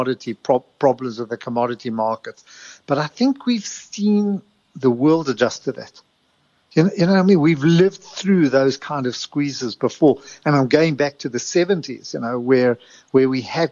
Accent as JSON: {"language": "English", "country": "South Africa", "tie": "born or raised there", "said": "when I was growing up in South Africa"}